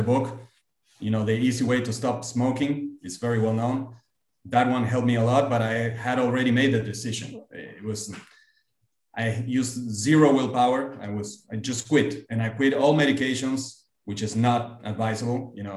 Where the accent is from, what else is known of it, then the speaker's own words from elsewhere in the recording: Argentina; also born or lived in United States; I came back to Argentina